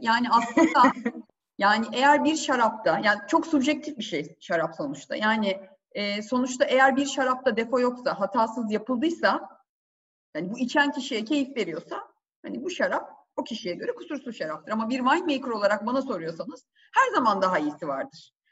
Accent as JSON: {"language": "Turkish", "region": "Tekirdağ", "country": "Turkey", "tie": "born or raised there", "also_born_or_lived": "Istanbul"}